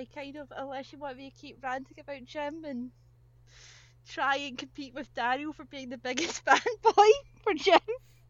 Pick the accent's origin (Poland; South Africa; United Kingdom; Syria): United Kingdom; So I do. I notice that the sort of, we're British